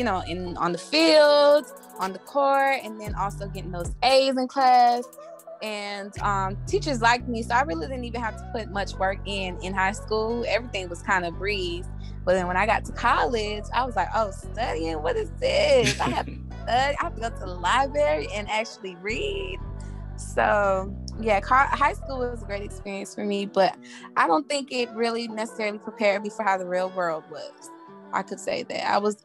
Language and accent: English; Opa-locka, Florida, United States; also born or lived in La Ceiba, Honduras; I was raised in Opa Locka, Florida